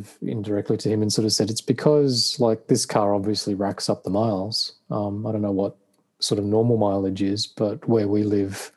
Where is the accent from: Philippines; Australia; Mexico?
Australia; I'm an Australian